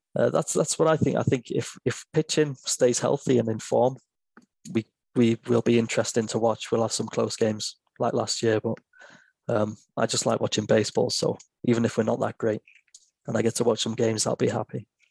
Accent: England, United Kingdom; I'm an English guy

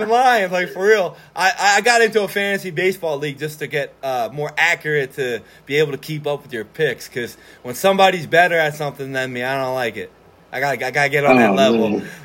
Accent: Norristown, Pennsylvania, United States; we're both from Norristown. We graduated in 2009

